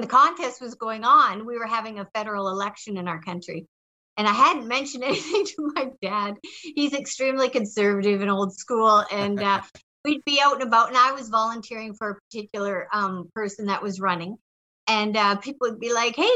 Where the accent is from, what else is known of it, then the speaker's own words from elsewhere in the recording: Canada; I'm Canadian